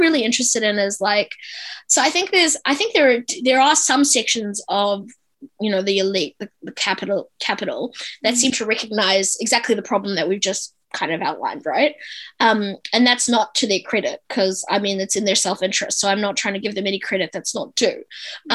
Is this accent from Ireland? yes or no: no; South Africa; now in New Zealand; I'm a South African immigrant